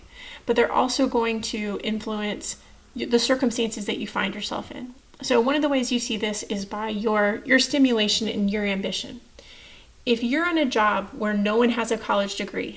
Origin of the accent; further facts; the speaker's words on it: Texas, United States; moved away as an adult; I'm from Texas